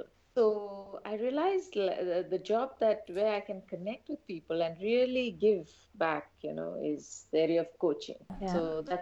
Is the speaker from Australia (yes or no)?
no; India; moved away as an adult; also born or lived in Iraq / Somalia / Yemen / Uganda; I've come down back to my home country